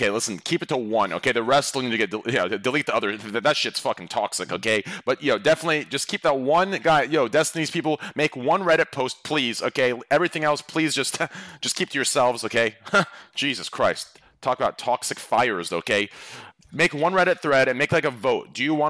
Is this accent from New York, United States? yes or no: no; Scottsdale, Arizona, United States